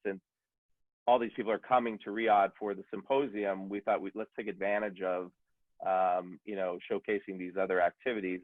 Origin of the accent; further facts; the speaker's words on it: United States; I'm an American